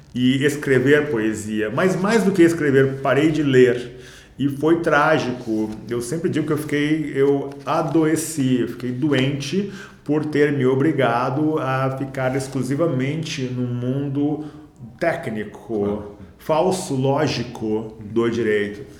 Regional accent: Porto Alegre, Rio Grande do Sul, Brazil; also born or lived in Rio de Janeiro; now in São Paulo, Brazil; Eu, eu sou de Porto Alegre, minha casa é no Rio de Janeiro, mas nós moramos em São Paulo

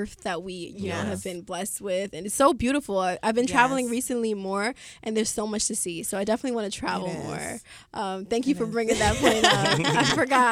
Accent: New York City, New York, United States; I grew up in Flatbush.

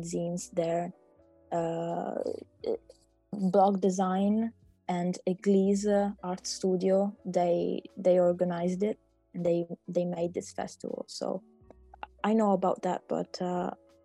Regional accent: Palermo, Sicily, Italy; I was born in Palermo, and like born and raised, I never lived anywhere else.

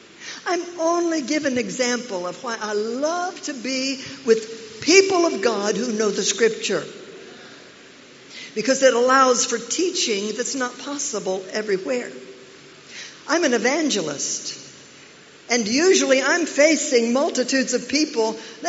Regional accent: Oklahoma, United States; also born or lived in Nigeria; I'm from Oklahoma. If I'm from anywhere, I'm from Nigeria and Oklahoma.

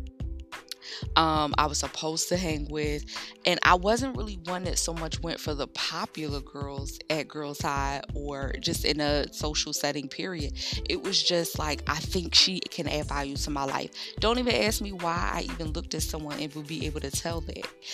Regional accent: Philadelphia, Pennsylvania, United States; growing up in North Philly and heading off to Temple in the mornings

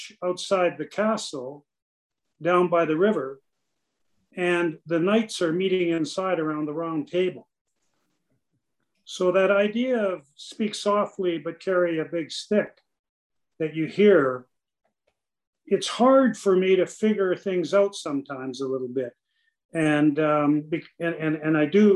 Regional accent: Canada; as a Canadian

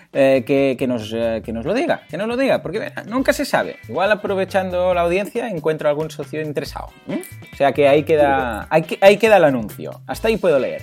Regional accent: Mataró, Catalonia, Spain; yo ya sabéis que soy de Mataró

